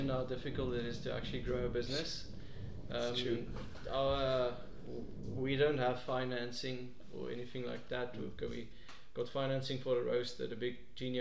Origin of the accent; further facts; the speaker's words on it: Pretoria, Gauteng, South Africa; I'm a guy from Pretoria